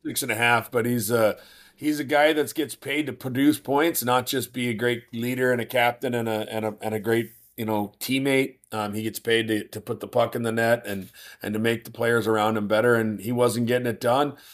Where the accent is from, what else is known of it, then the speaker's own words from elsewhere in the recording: Moose Jaw, Saskatchewan, Canada; moved away; also born or lived in Minot, North Dakota; my hometown of Moose Jaw, Saskatchewan